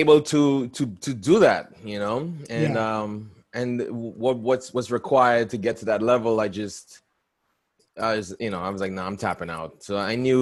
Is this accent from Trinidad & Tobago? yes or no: yes; Trinidad & Tobago; moved away; also born or lived in New York / Atlanta, Georgia